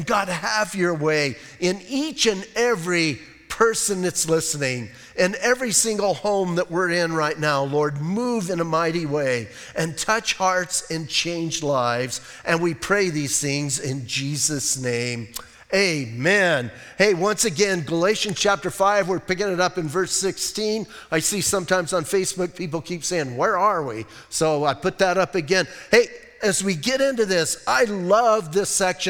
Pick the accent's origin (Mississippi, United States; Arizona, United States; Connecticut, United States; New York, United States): Arizona, United States; Bisbee; I'm from Bisbee.